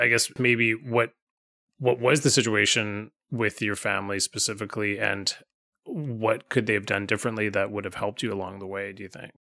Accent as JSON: {"language": "English", "town": "Vancouver", "region": "British Columbia", "country": "Canada", "tie": "born or raised there", "said": "growing up in Vancouver"}